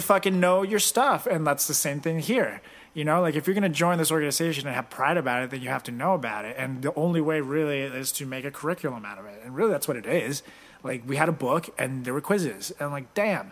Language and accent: English; Venezuela; I'm from Venezuela